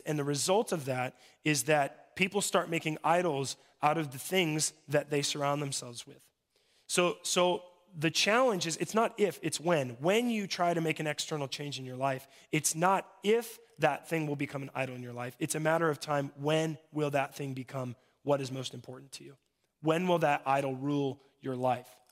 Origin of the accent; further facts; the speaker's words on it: Mobridge, South Dakota, United States; I'm from Mobridge